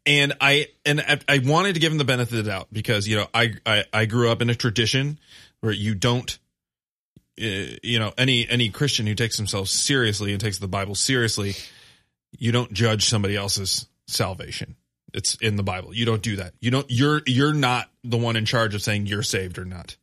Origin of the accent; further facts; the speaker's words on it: Grand Rapids, Michigan, United States; moved away; I grew up in Grand Rapids. My family still lives there.